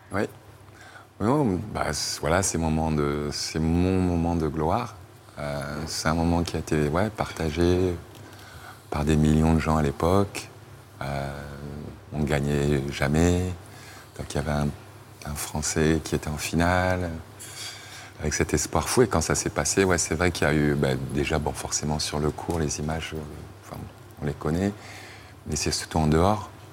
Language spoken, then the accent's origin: French; Yaoundé, Centre, Cameroon; moved away; là où j'ai grandi